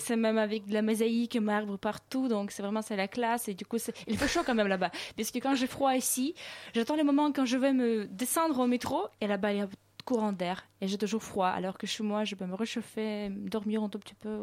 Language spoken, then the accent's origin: French; Saint Petersburg, Russia; moved away; je suis née à Saint-Pétersbourg et j'ai grandi là-bas